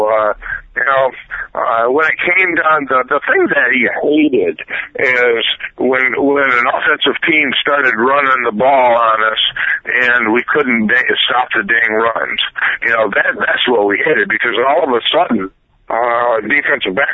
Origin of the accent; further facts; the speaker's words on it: Iowa, United States; it just happened that we are both from Iowa.